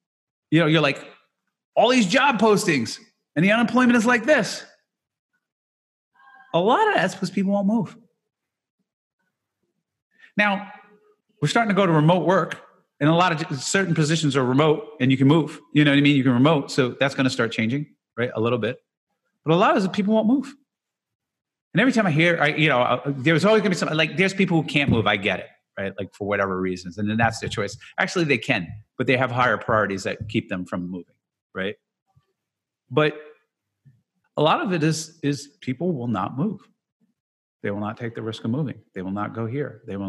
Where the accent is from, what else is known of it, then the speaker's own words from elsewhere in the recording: Jersey City, New Jersey, United States; I'm going to do this my whole life because I grew up in Jersey City and I'd be here. And these are all the people I know.